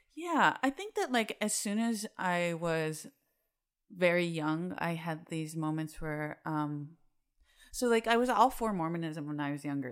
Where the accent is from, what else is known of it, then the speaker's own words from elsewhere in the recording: Salt Lake City, Utah, United States; moved away as an adult; now in Chicago, United States; I'm from Salt Lake City, Utah. Um, and I lived there for twenty-eight years.